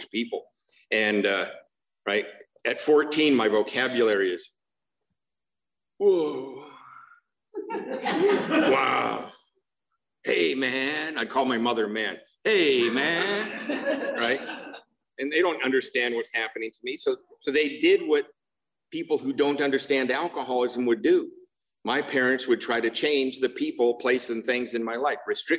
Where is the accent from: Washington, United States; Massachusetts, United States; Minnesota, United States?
Washington, United States; Seattle; moved away; also born or lived in Covina, California; I grew up in Seattle